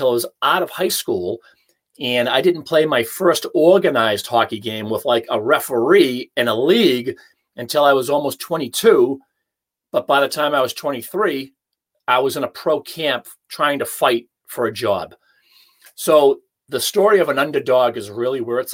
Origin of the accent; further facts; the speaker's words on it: Hanover, Massachusetts, United States; my hometown of Hanover